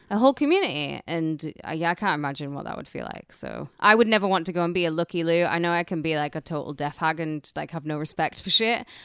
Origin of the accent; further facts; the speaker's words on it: United Kingdom; now in United States; I'm British